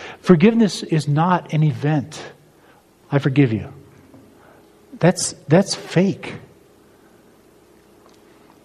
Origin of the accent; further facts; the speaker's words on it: United States; As an American